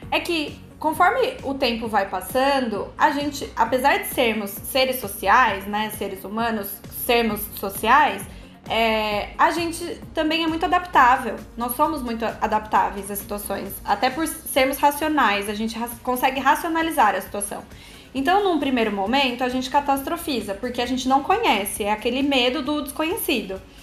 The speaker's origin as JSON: {"language": "Portuguese", "town": "Campinas", "region": "São Paulo", "country": "Brazil", "tie": "born or raised there", "moved": "as an adult", "lives_now": "São Paulo, Brazil", "said": "já morei fora do Brasil e sou nascida em Campinas, assim como o Luiz. Hoje eu moro em São Paulo."}